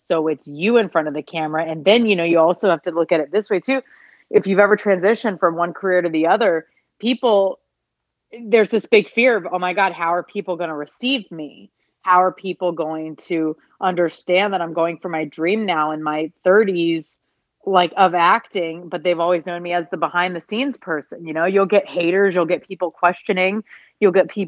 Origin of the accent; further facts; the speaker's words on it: Atlanta, Georgia, United States; moved away as an adult; also born or lived in Los Angeles; I grew up in Atlanta.